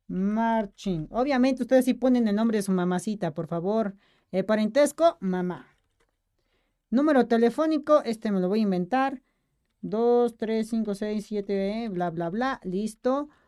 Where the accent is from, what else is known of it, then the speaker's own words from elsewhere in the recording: Puebla, Mexico; Puebla, yo soy de Puebla